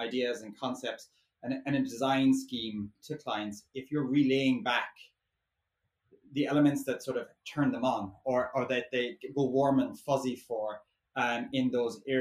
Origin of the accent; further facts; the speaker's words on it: Ireland; now in London, United Kingdom; I'm an Irish designer based here in London